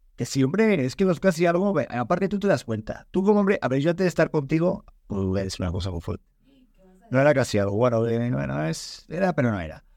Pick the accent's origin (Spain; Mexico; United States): Spain; moved away; de donde vengo, de las tierras de allá de España